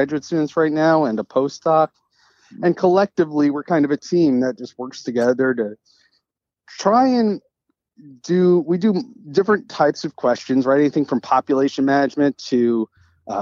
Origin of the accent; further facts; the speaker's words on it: New York, United States; moved away; also born or lived in Tennessee; I'm originally from New York